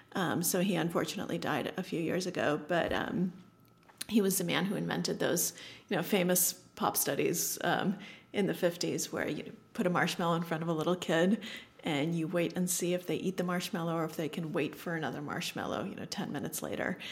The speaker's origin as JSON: {"language": "English", "area": "Boston suburbs, New England", "region": "Massachusetts", "country": "United States", "tie": "born or raised there", "second_language": "English", "said": "I grew up in New England, um, in the Boston suburbs."}